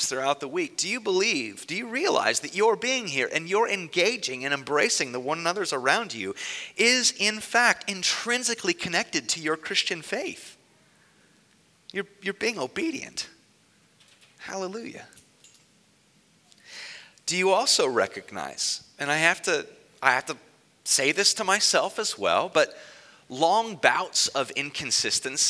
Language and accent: English; Newark, Ohio, United States; in my hometown, I grew up in Newark